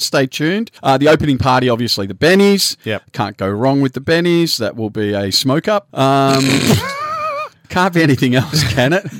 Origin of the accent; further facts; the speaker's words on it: Australia; We're Australian